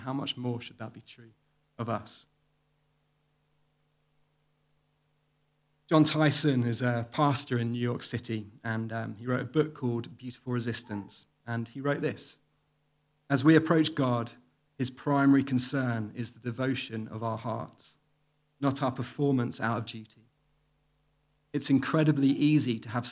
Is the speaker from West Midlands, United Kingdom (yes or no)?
no; the Home Counties, South East England, United Kingdom; I grew up in the home counties in the 1980s